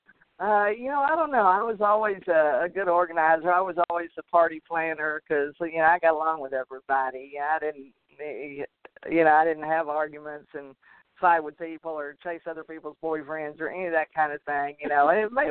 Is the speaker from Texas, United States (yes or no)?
yes; a small community just outside Dallas, Texas, United States; I grew up in a small community just outside Dallas, Texas